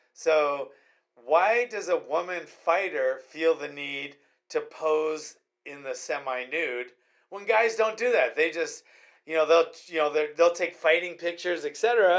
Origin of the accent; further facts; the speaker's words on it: United States; And then I feel proud of being American, proud of serving the military.